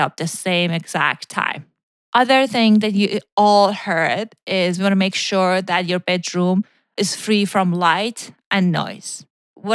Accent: Iran; moved away; when I was growing up in Iran

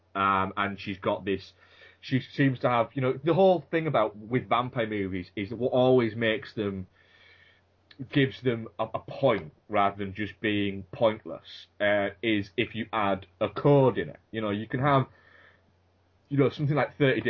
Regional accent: United Kingdom; I'm British

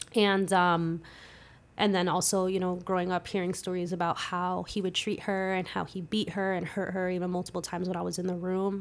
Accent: Palisades Park, New Jersey, United States; also born or lived in Clifton, New Jersey / Passaic, New Jersey / Paterson, New Jersey; I say I'm from Palisades Park 'cause that's where I graduated and spent most of my, my school years and all

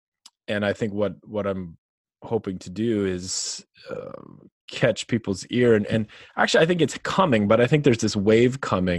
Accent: North Dakota, United States; if I go back to where I grew up in North Dakota and went into the bar, to talk with the dudes there

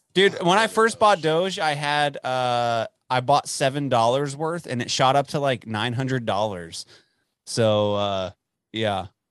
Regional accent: Dallas, Texas, United States; now in Amarillo, United States; I'm from Dallas.

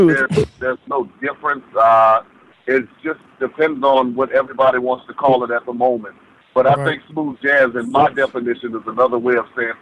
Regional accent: New Orleans, Louisiana, United States; moved away as an adult; now in Atlanta, United States; I live in Atlanta, Georgia now, but I'm originally from New Orleans, Louisiana.

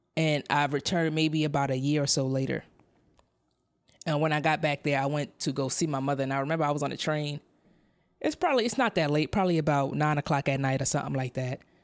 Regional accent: New York City, New York, United States; moved away as an adult; now in San Diego, United States; I come from Brownsville, Brooklyn, in New York City, New York City Housing Authority. I grew up, that's, that's where I grew up.

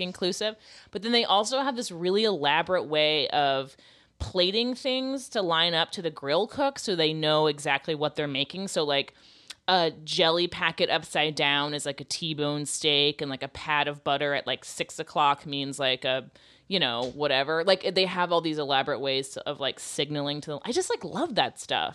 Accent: Florida, United States; moved away; I'm from Florida and I'm old.

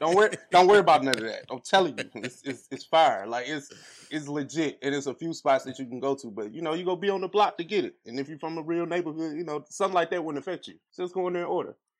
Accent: St. Louis, Missouri, United States; We hail from Saint Louis, Missouri, um, so we're in the middle of the map.

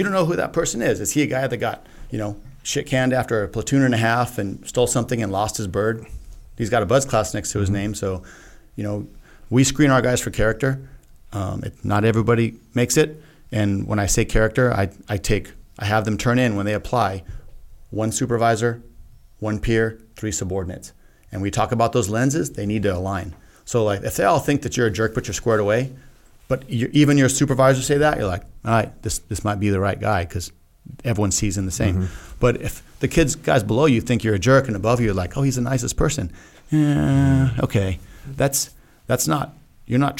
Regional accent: El Paso, Texas, United States; moved away; I grew up right in El Paso

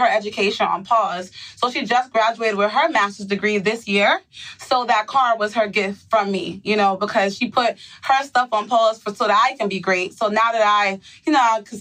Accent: New York City, New York, United States; I was born and raised in the Bronx, New York

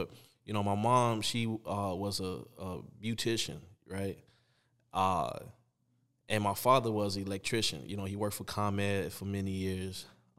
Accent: Chicago, Illinois, United States; I mean, we're from Chicago.

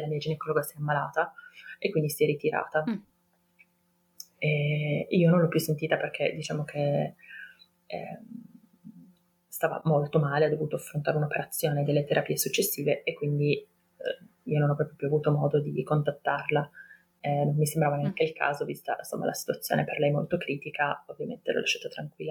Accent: Turin, Piedmont, Italy; ho 33 anni, ehm, sono di Torino

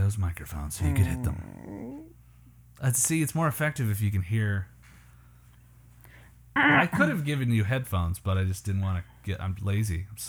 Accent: Canada; moved away as an adult; now in United States; I'm from Canada.

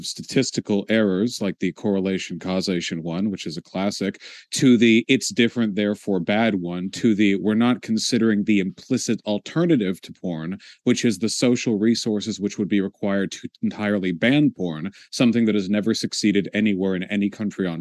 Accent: United States; being an American

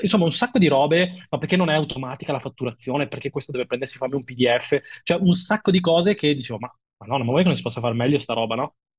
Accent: Milan, Lombardy, Italy; da milanese imbruttito

